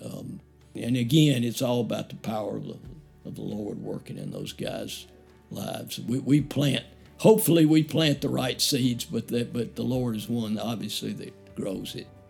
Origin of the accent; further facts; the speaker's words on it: Birmingham, Alabama, United States; also born or lived in Auburn; I grew up in the Woodlawn area of Birmingham, so I've been a native of Birmingham and lived in Birmingham all of my life